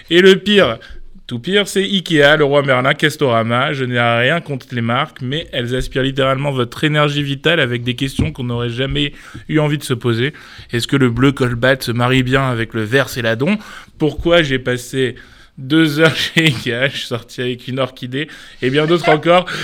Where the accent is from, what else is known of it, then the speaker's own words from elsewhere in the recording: France; Et euh, {S7} du coup, comme on est français, ben, on a enlevé